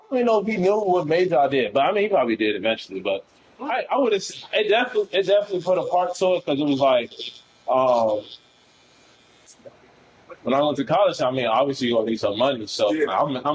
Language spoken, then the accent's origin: English; United States; I'm from Northside, I'm Ghanaian